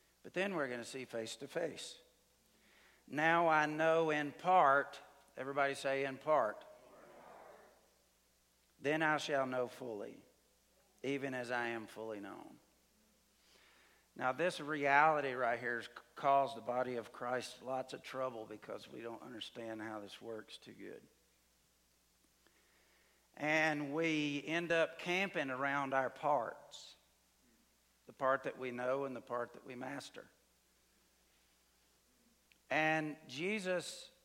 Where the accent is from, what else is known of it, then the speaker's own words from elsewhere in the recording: Alabama, United States; moved away as an adult; also born or lived in Mexico; I grew up in Alabama